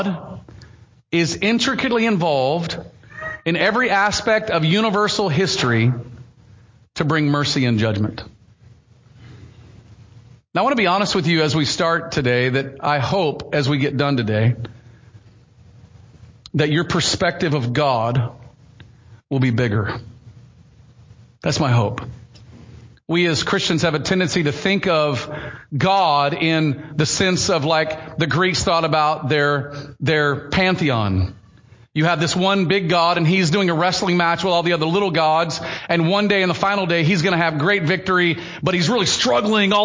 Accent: the South, United States; I grew up in Southern Baptist circles in the South

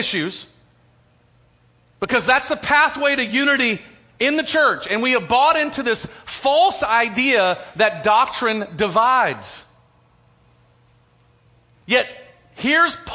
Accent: United States; as American Christians

